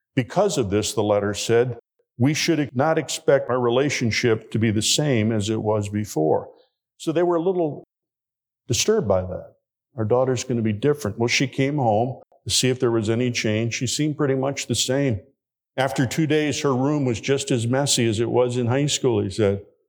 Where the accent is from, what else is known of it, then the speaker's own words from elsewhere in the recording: Hammond, Indiana, United States; my home church, where I grew up in Hammond, Indiana